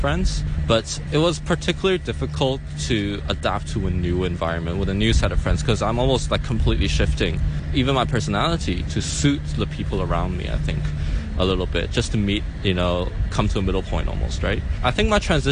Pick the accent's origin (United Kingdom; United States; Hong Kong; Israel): Hong Kong; I'm from Hong Kong and I grew up here, but my mom is from Taiwan